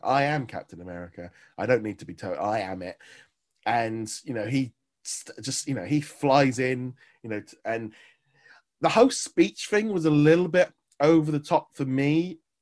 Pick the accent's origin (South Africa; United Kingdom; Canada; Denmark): United Kingdom; England